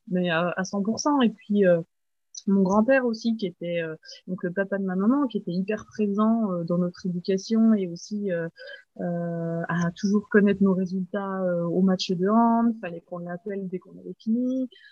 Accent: Haut-Doubs, Bourgogne-Franche-Comté, France; je suis euh, originaire de Franche-Comté, donc c'est euh, une région dans l'est de la France, et plus précisément du Haut-Doubs

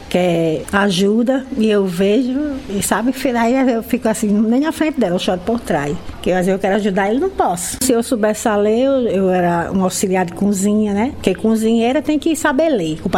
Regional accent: Santa Cruz, Rio Grande do Norte, Brazil; now in Natal, Brazil; Quando a gente veio do interior, lá de Santa Cruz para aqui para Natal, manhã foi ser cozinheira, eu fui ser babá.

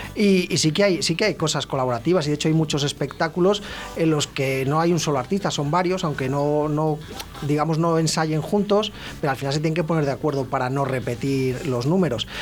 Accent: Ávila, Castile and León, Spain; moved away as an adult; now in Valladolid, Spain; yo soy de Ávila

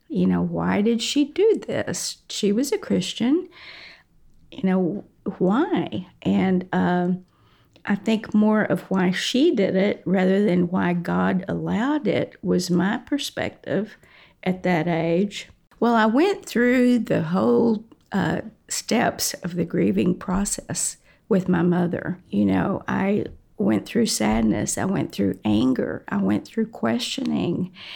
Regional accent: Comanche, Texas, United States; I was born in Comanche, Texas, which is a small little town in Texas, about 4,000 people

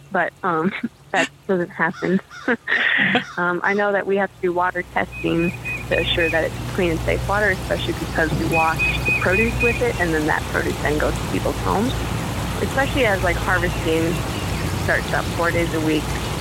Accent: Mankato, Minnesota, United States; also born or lived in Litchfield, Minnesota / Morris, Minnesota; I'm from Mankato, Minnesota.

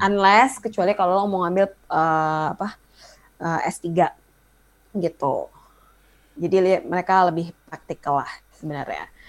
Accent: Indonesia; moved away as an adult; gue dari Indonesia

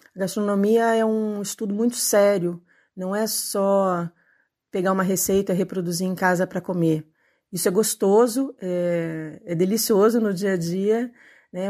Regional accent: Rio de Janeiro, Brazil; moved away as an adult; now in São Paulo, Brazil; Eu sou carioca, de famílias portuguesas dos dois lados

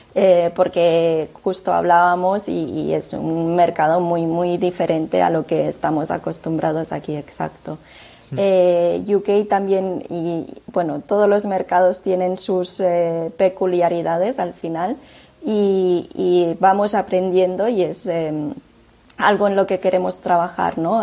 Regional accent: Tarragona, Catalonia, Spain; es una empresa que está también basada en Tarragona, cosa que, es de donde soy

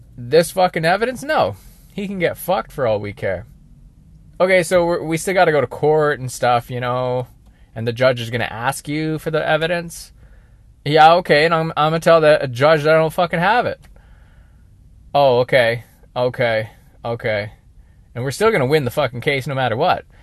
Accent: British Columbia, Canada; I'm a British Columbia boy

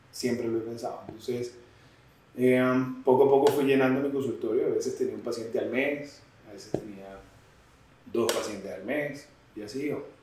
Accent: Venezuela; now in Colombia; llegué como venezolano. Eh, saqué mis visas de estudiante, estuve acá el tiempo de residencia

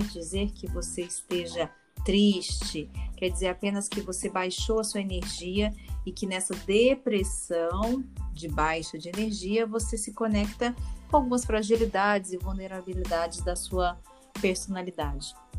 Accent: Minas Gerais, Brazil; moved away as an adult; now in São Paulo, Brazil; quando eu me mudei de Minas para São Paulo. Cheguei eu aqui no dia 12 de abril, com mala e cuia, assim como um bom mineiro

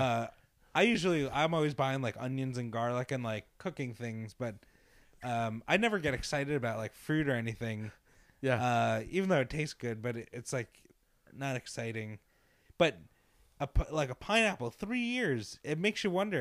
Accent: Long Island, New York, United States; We grew up in Long Island

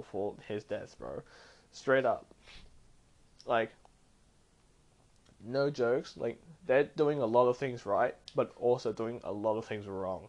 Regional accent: Australia; I'm an Asian who was born in Australia, and like I've had my difficulties growing up in Australia

